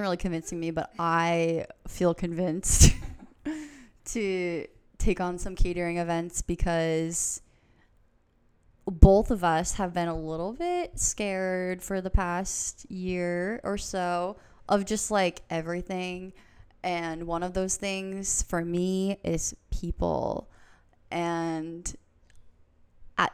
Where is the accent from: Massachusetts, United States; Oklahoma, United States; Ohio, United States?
Massachusetts, United States; Boston area, South Shore; I'm from the Boston area, from the South Shore personally.